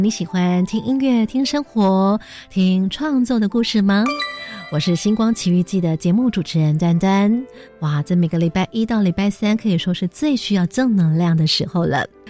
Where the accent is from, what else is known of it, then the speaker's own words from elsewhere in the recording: Taitung, Taitung County, Taiwan; 我是来自台东的